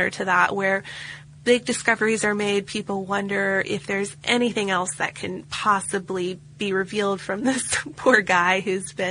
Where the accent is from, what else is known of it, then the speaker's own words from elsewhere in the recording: Oregon, United States; now in Czech Republic; I live in the Czech Republic, which is an hour's drive north of Prague, the, the town he lives in. I'm from Oregon, but I've been teaching English to little children here for several years.